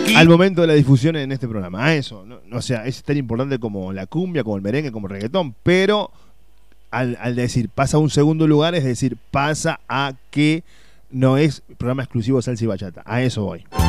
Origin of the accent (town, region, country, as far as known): Uruguay; now in Córdoba, Argentina